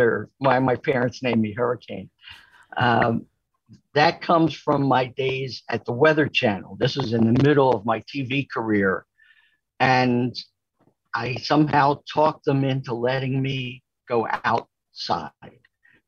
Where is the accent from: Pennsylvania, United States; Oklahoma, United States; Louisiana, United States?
Pennsylvania, United States; accent: Philadelphia; So the first thing they did to me was send me to a speech therapist to get rid of my Philadelphia accent.